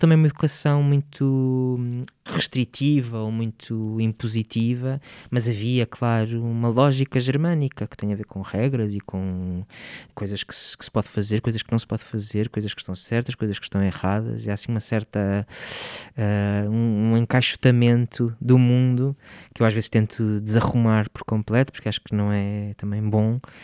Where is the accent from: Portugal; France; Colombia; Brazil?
Portugal; Porto, Norte; moved away as an adult; Nasci no Porto, no Hospital Santa Maria, e vivi sempre lá, sim. As minhas raízes estão todas lá. Estudei também lá, portanto vivi lá até aos 19